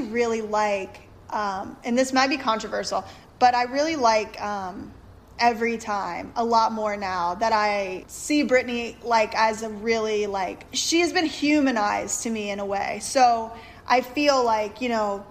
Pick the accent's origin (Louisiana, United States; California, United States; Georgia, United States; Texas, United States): Louisiana, United States; I'm from Louisiana also